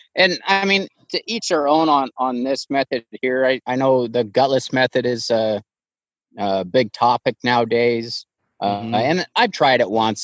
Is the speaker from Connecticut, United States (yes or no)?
no; Idaho, United States; i'm from idaho born and raised been here 40 years